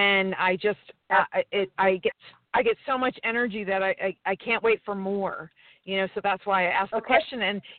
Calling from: San Diego, California, United States; I'm calling from San Diego, sunny San Diego.

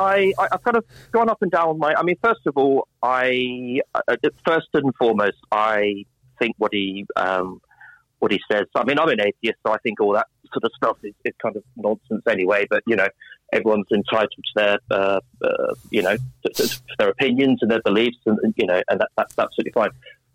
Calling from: London, United Kingdom; London, southwest London.

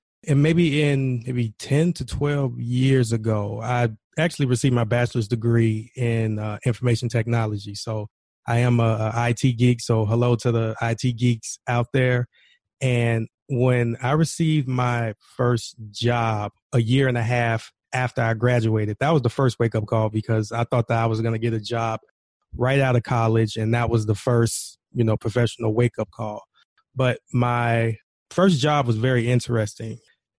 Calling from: Chicago, Illinois, United States; Right now, I'm calling from Chicago, Illinois.

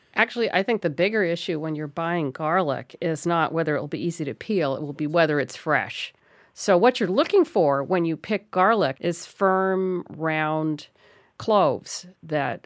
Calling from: Spring Creek, Nevada, United States; I'm calling from Spring Creek, Nevada

